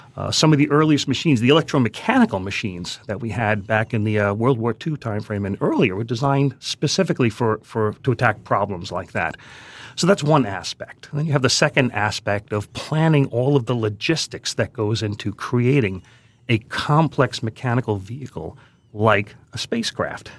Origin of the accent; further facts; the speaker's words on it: New York City, New York, United States; I grew up in Queens